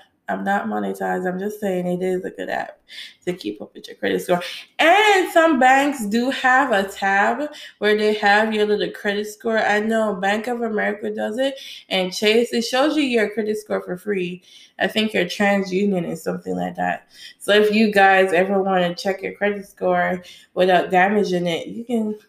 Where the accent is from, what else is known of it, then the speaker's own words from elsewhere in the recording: Jamaica; now in United States; And I had no American background because, you know, I came from Jamaica.